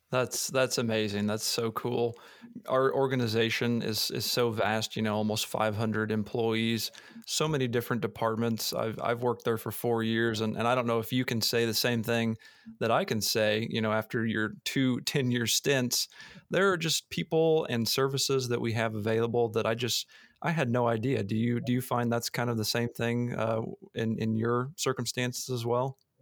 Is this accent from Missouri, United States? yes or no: yes; Missouri, United States; moved away; I'm a Missouri boy, I grew up in Missouri